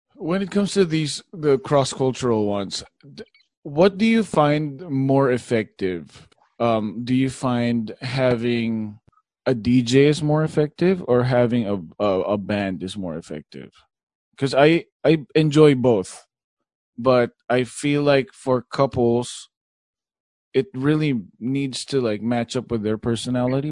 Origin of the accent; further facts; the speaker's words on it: Philippines; I'm Filipino.